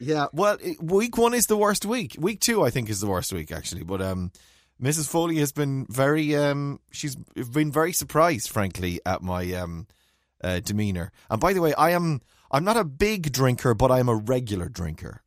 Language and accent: English; Ireland; we're Irish